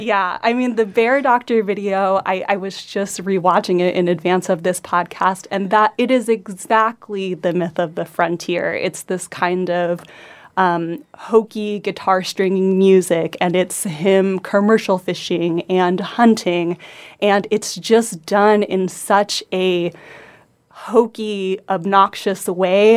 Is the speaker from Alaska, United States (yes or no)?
yes; Homer, Alaska, United States; I grew up in Homer